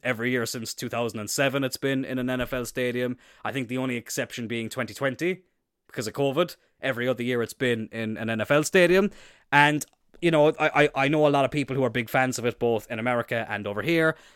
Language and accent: English; Cloyne, Munster, Ireland; Isn't it obvious from my accent that I'm from Cloyne?